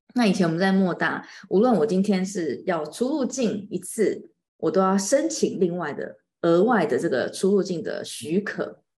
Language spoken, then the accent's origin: Chinese; Taiwan; 然后你知道我们台湾人就是很客气